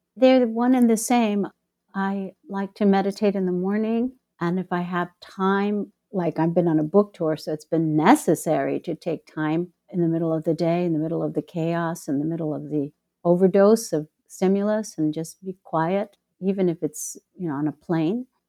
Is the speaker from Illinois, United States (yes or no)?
yes; Chicago, Illinois, United States; now in Mexico; my hometown, Chicago